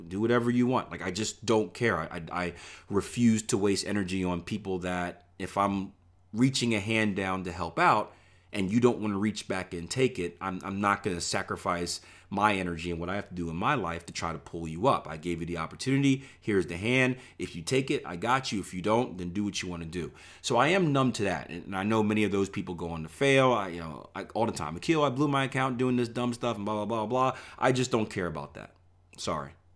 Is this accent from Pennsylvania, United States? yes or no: yes; Philadelphia, Pennsylvania, United States; moved away; I grew up in Philadelphia, P A, where things weren't always so nice.